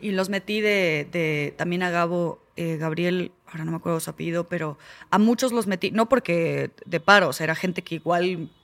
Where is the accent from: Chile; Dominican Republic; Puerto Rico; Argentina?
Argentina; now in Mexico; yo soy argentina